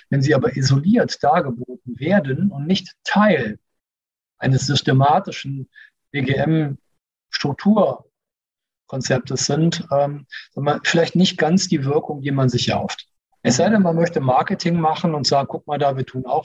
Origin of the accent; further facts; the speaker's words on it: Cologne, North Rhine-Westphalia, Germany; Und also ich komme aus Köln, alles, was du zweimal machst, ist eh schon Tradition.